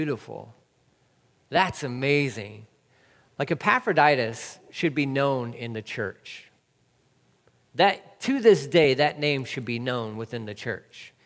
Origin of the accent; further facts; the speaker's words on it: Texas, United States; also born or lived in California; I am a Texan, born and raised